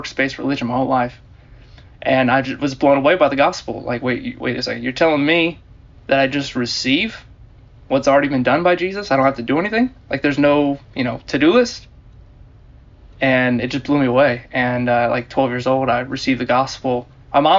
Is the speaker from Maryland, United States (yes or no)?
yes; Germantown, Maryland, United States; also born or lived in Baltimore, Maryland; I grew up in Germantown, Maryland, in Montgomery County, outside D.C.